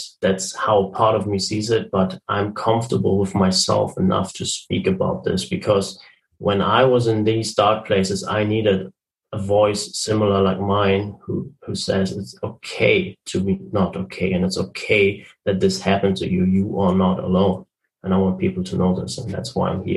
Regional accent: Germany; I'm from Germany. I'm currently living in Germany.

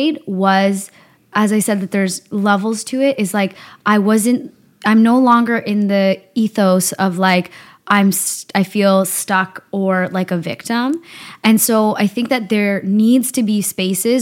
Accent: Burnaby, British Columbia, Canada; also born or lived in Victoria / Surrey; I grew up in Burnaby

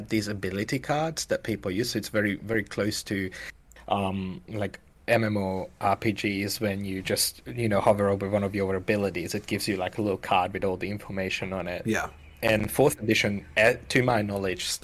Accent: Hungary; moved away as an adult; now in Melbourne, Australia; I'm from Hungary

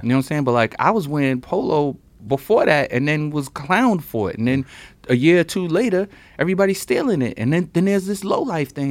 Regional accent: New York City, New York, United States; I'm the kid from Brooklyn who got the scholarship

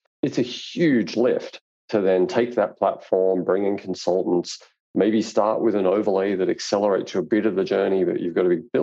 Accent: Australia; I'm Australian

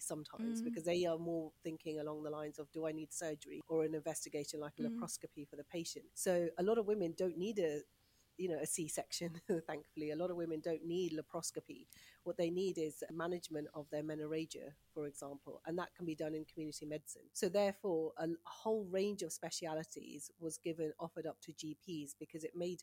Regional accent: Punjab, Pakistan; now in United Kingdom; I'm Punjabi, I speak Punjabi and Urdu fluently, I'm from Pakistan.

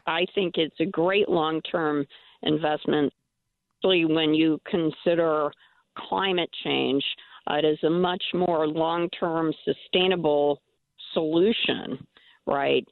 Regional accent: Middletown, Connecticut, United States; My hometown of Middletown

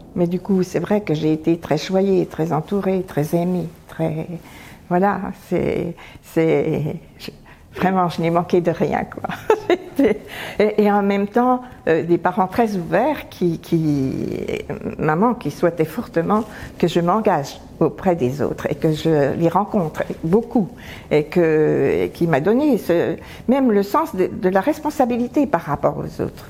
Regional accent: Arc-et-Senans, Bourgogne-Franche-Comté, France; j'ai grandi dans un magnifique village qui s'appelle euh, Arquesnan, dans le département du Doubs

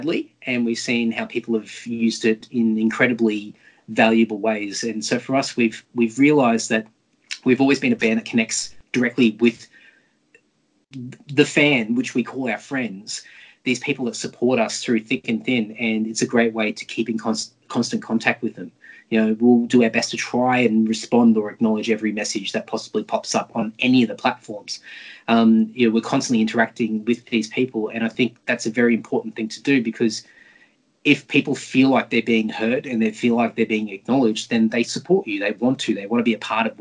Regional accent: Brisbane, Queensland, Australia; I grew up in Brisbane and we had some really amazing record stores back in the day

